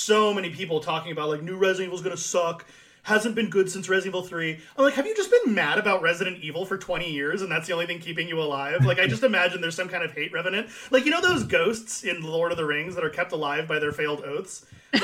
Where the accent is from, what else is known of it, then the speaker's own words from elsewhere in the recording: United States; I'm an American